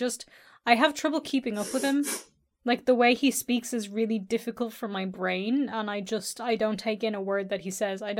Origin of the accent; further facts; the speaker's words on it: Ireland; I'm Irish